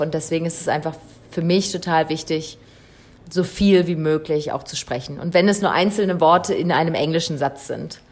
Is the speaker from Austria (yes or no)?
no; Saxony-Anhalt, Germany; also born or lived in Berlin; now in Botswana; ich komme aus Berlin ursprünglich, also ursprünglich komme ich aus Sachsen-Anhalt, äh, auch aus dem Wald.